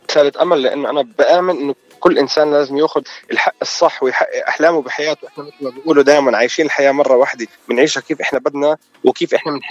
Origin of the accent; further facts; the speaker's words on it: Palestine; واحنا بنفتخر في كوننا فلسطينيه رغم كل الظروف الصعبه الموجودين فيها